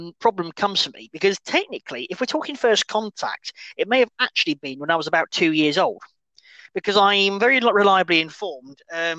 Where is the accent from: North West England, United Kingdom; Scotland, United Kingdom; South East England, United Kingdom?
South East England, United Kingdom; Thame; moved away as an adult; also born or lived in Birmingham; I grew up in Tame, which is on right smack bang next to Towsy, for those that know Towsy Folk Festival.